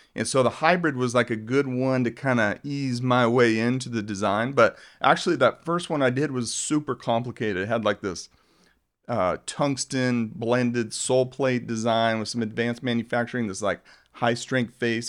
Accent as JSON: {"language": "English", "town": "Globe", "region": "Arizona", "country": "United States", "tie": "born or raised there", "said": "I grew up in Globe, Arizona, which is a mining town"}